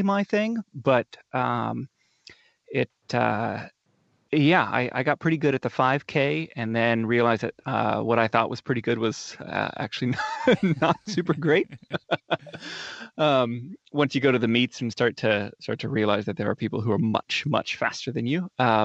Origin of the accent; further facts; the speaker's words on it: North Bend, Oregon, United States; So I grew up down in Coos Bay or North Bend, Oregon.